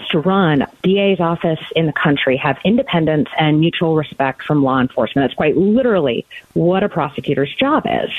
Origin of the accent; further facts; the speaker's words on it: Arizona, United States; moved away as an adult; also born or lived in Indiana / Cook County, Illinois; I was born and raised right here in Arizona